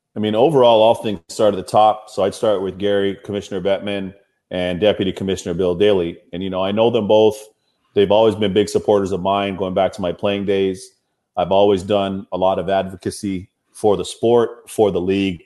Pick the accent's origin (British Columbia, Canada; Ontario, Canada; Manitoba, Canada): Ontario, Canada; Toronto; My hometown of Toronto